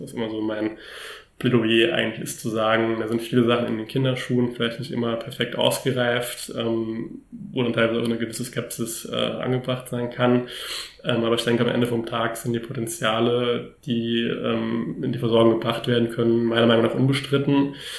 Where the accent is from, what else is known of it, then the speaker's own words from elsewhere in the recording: Germany; bei uns in Deutschland